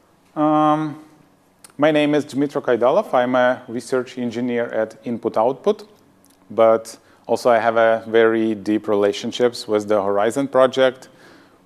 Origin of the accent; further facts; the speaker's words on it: Ukraine; also born or lived in Sweden; I'm from Ukraine. I got my higher education there